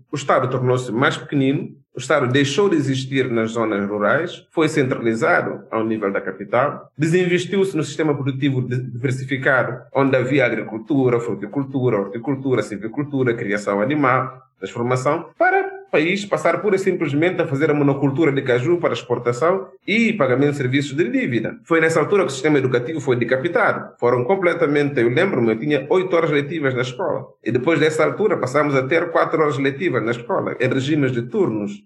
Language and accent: Portuguese; Guinea-Bissau; born or raised there